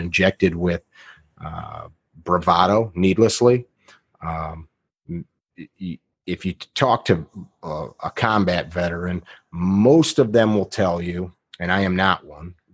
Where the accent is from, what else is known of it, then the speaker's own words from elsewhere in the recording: Midwest, United States; also born or lived in Chicago area, Illinois; I grew up in the Midwest. My family's from Chicago area